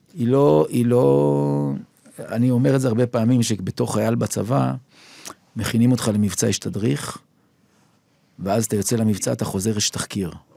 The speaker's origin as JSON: {"language": "Hebrew", "town": "Jerusalem", "region": "Jerusalem District", "country": "Israel", "tie": "born or raised there", "moved": "yes", "lives_now": "Tel Aviv, Israel", "said": "נולדתי בירושלים בנווה גרנות, שם ליד גן סאקר, שם מול נחלאות"}